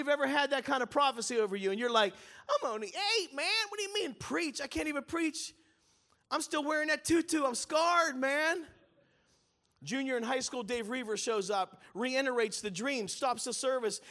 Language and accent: English; Pittsburgh, Pennsylvania, United States; I was raised in the Italian church in Pittsburgh, Pennsylvania.